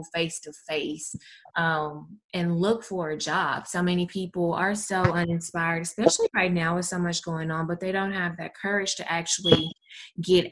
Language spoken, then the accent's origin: English; Mississippi, United States; I'm from Mississippi